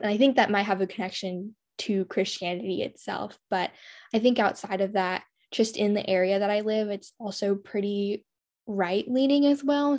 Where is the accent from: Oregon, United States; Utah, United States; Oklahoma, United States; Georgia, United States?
Oregon, United States; rural; I'm from a really small town in rural Oregon.